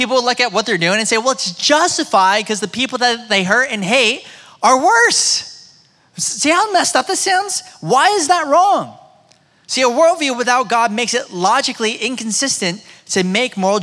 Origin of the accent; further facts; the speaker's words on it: United States; my experience growing up in America